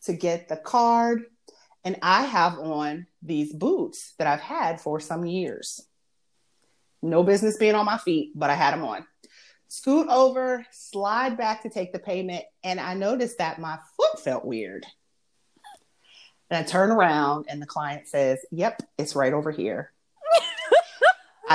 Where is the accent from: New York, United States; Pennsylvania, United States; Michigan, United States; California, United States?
Pennsylvania, United States; Erie; moved away as an adult; now in Charlotte, United States; I am from Erie, Pennsylvania. Wonderful place to grow up.